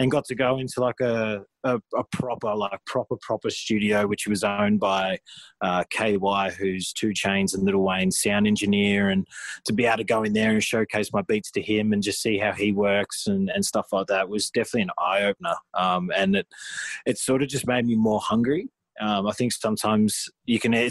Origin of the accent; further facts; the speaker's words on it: Australia; for years we sort of just were classed as Aussie hip hop, you know, and it was just I never really found myself in that niche, which like I am now collaborating with more Australian artists